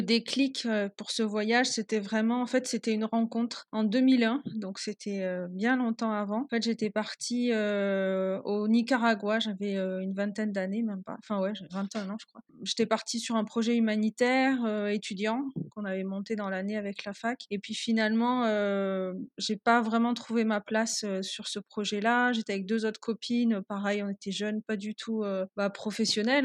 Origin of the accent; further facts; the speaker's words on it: Toulouse, Occitania, France; moved away as an adult; now in Peru; je suis toulousaine et euh, j'habite aujourd'hui au Pérou depuis euh, bientôt quasiment 4 ans